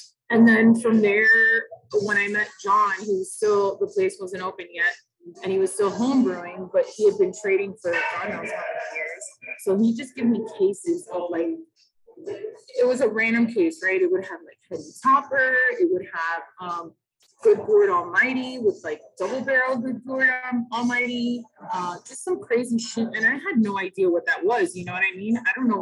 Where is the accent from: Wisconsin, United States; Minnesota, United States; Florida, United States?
Florida, United States; Miami; also born or lived in New York; I was born and raised in Miami to Latino parents